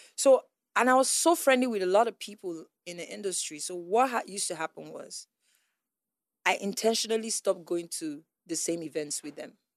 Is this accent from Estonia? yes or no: no; Onitsha, Nigeria; also born or lived in Enugu; I was this girl from Onitsha, Enugu